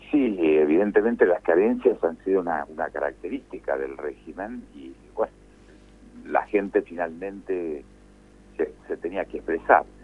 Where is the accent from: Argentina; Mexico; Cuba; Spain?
Argentina